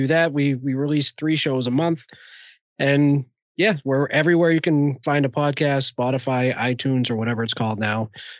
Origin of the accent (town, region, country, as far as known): Boston, Massachusetts, United States